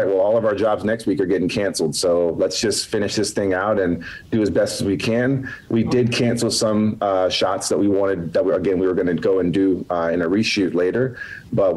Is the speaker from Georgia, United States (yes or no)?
yes; Atlanta, Georgia, United States; I'm from Hotlanta